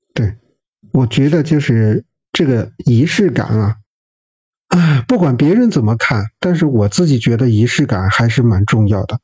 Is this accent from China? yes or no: yes; Xi'an, Shaanxi, China; moved away; 咱们西安那边的话，这个大男子主义还是这种倾向比较严重的